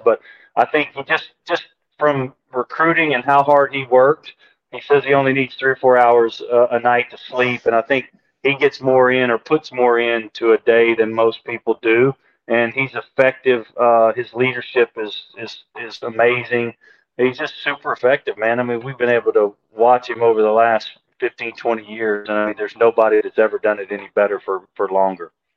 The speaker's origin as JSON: {"language": "English", "town": "Shreveport", "region": "Louisiana", "country": "United States", "tie": "born or raised there", "said": "my hometown of Shreveport"}